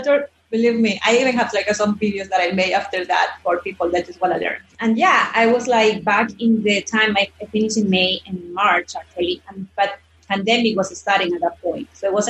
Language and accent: English; Ecuador; English is a second language; And I'm also from Ecuador.